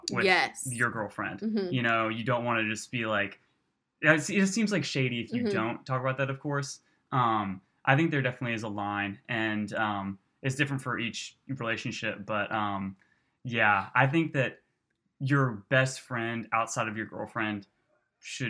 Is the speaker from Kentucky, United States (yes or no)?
yes; Louisville, Kentucky, United States; now in Birmingham, United States; I'm from Louisville, Kentucky